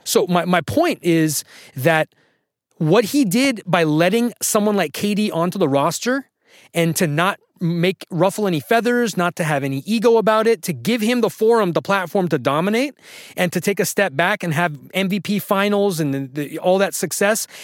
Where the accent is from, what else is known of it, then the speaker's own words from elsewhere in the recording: Sacramento, California, United States; I'm from Sacramento. I went to high school in Sacramento